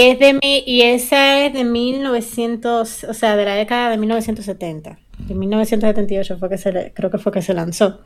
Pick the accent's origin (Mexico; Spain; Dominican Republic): Dominican Republic; nuestra nación